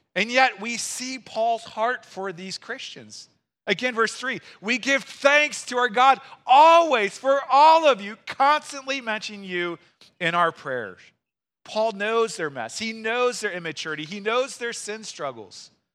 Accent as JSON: {"language": "English", "region": "Missouri", "country": "United States", "moved": "yes", "lives_now": "Wisconsin, United States", "said": "I'm from Missouri"}